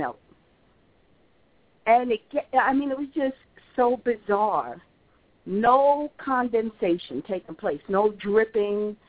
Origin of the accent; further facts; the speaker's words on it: New York, United States; now in Atlanta, United States; I grew up in New York where there's some serious snow that goes on there.